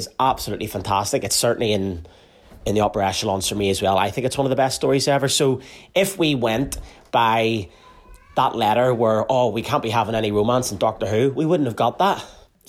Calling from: Carrickfergus, Northern Ireland, United Kingdom; I'm listening from Carrickfergus in Northern Ireland

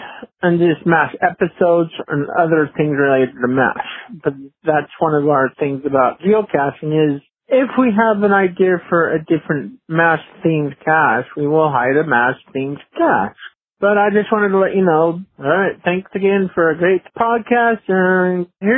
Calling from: St. George, Utah, United States; I'm calling from St. George, Utah.

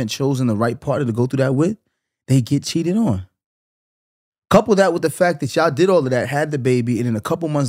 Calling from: New York, United States; I'm from New York.

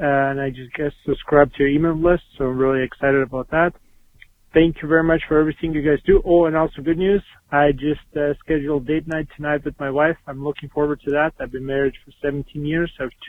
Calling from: Winnipeg, Manitoba, Canada; I'm calling you from Winnipeg, Canada.

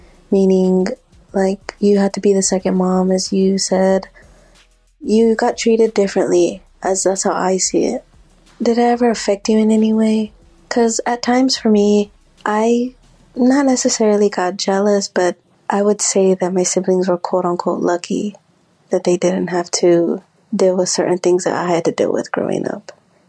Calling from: San Antonio, Texas, United States; Hi, Cheekies. I'm from San Antonio.

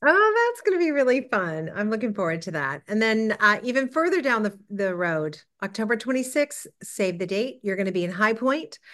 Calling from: Toronto, Ontario, Canada

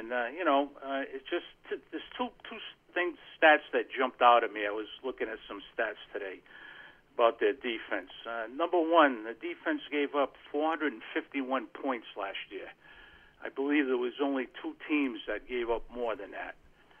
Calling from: Rhode Island, United States; Hey, … from Rhode Island.

